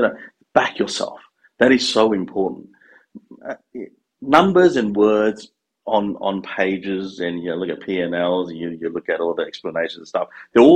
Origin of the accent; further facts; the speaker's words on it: Queensland, Australia; English is a second language; also born or lived in Malaysia; I'm a Queenslander through and through